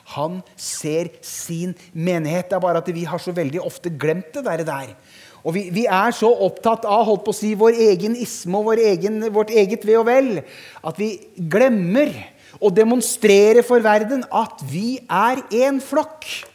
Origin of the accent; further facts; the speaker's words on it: Harestua, Eastern Norway, Norway; moved away as an adult; now in Sørlandet, Norway; Jeg er født og oppvokst på Østlandet